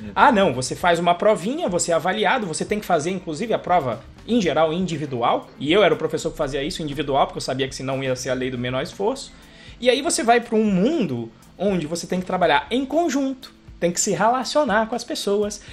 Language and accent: Portuguese; Brazil; eu sou do Brasil